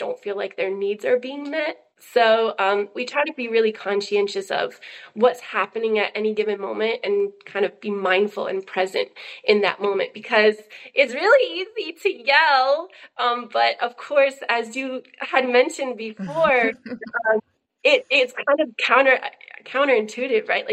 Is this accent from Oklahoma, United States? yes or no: yes; Oklahoma, United States; I was born in Oklahoma to super hippie parents